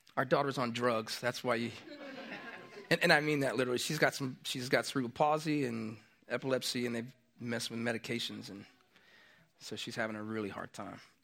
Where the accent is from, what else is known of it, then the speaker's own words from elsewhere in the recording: Tampa, Florida, United States; moved away; I grew up in Florida, I grew up in Tampa